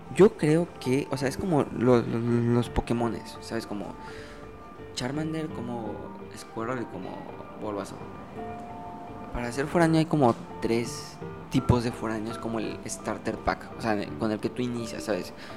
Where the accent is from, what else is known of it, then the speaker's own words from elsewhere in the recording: Ciudad del Carmen, Campeche, Mexico; moved away; soy de Ciudad del Carmen